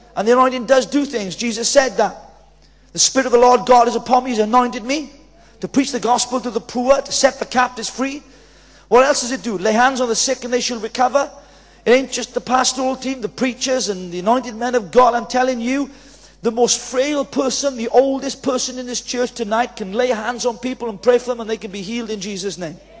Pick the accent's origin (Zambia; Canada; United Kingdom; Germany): United Kingdom; Wales; accent: Welsh; So I'm Welsh